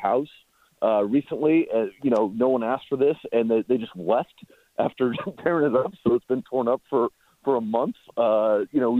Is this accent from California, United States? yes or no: yes; Oakland, California, United States; I live in Oakland now. I grew up in Oakland.